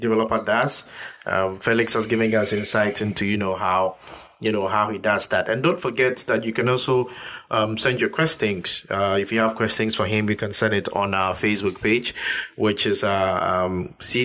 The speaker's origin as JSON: {"language": "English", "country": "Ghana", "said": "being a Ghanaian and African myself"}